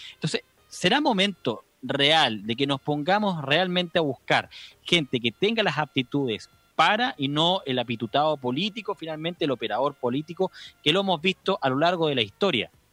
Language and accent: Spanish; Chile; nosotros como chilenos